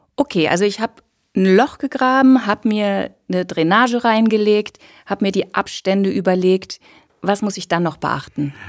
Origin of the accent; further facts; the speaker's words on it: Cologne, North Rhine-Westphalia, Germany; ich komme ja aus Köln